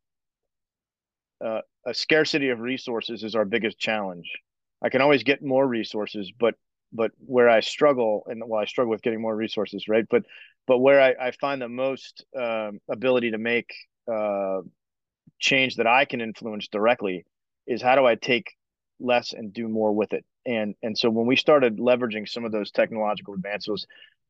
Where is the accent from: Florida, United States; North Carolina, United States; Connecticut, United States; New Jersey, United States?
Florida, United States; Orlando; moved away as an adult; settled down back in Orlando where I grew up